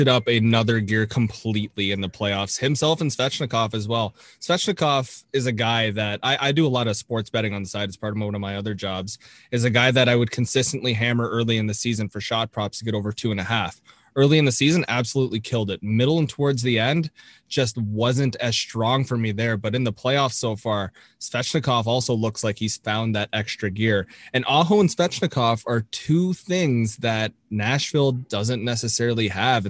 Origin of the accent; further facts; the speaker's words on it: Toronto, Ontario, Canada; I am from Toronto